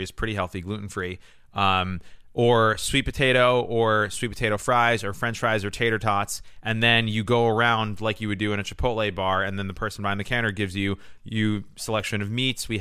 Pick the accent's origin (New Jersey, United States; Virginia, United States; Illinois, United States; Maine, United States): New Jersey, United States; growing up in New Jersey and how Joe and I are from the same hometown